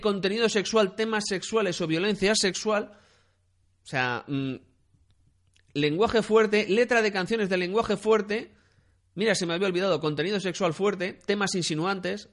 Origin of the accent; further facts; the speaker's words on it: Spain; en España tenemos 46 millones de personas